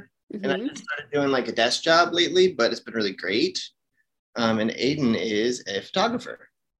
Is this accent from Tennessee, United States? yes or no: yes; Franklin, Tennessee, United States; in my hometown, where I was raised in Franklin.